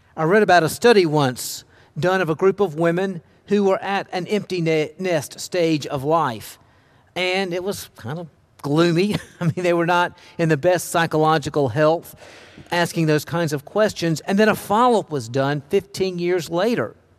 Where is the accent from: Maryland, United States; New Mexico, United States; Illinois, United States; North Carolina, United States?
North Carolina, United States; Charlotte; also born or lived in Alleghany County, North Carolina; I was born in Charlotte